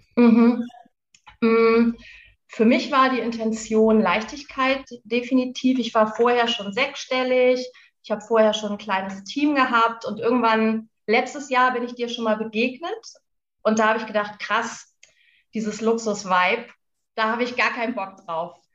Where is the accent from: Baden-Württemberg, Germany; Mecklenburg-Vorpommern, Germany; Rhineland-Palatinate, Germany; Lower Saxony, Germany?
Lower Saxony, Germany; Lüneburg Heath; moved away as an adult; wohne in der schönen Lüneburger Heide, nachdem ich ein ziemlich aufregendes Leben geführt habe. Eigentlich immer unterwegs war, habe ich irgendwann gedacht, okay, jetzt muss ich was verändern. Bin in die Heide gezogen, meine alte Heimat